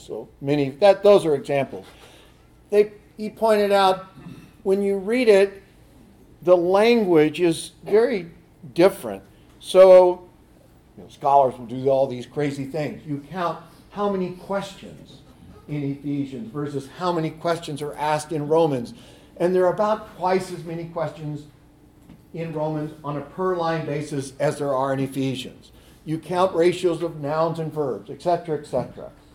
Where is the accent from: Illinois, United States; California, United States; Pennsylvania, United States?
California, United States; moved away; I grew up in California